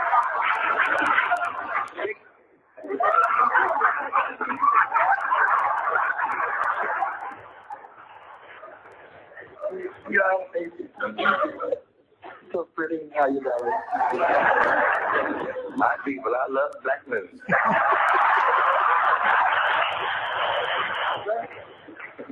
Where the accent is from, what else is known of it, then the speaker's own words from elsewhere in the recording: St. Louis, Missouri, United States; moved away as an adult; now in California, United States; We were cool in St. Louis. That's my hometown